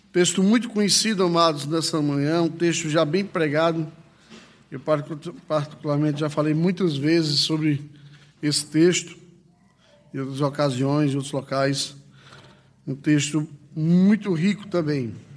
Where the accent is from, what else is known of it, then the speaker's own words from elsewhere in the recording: Northeast Region, Brazil; Lá na minha cidade, no Nordeste